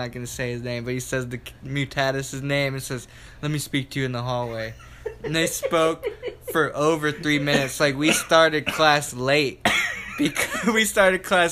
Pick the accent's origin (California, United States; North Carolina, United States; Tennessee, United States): North Carolina, United States; Matthews; I'm from Charlotte, North Carolina. Well, I'm actually from Matthews, North Carolina, outside of Charlotte. And in my neighborhood, I grew up with a couple other people that make music as well